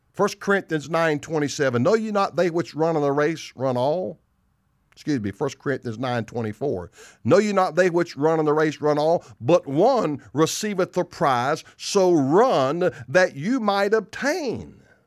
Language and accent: English; the South, United States; I'm from the South. People make fun of my English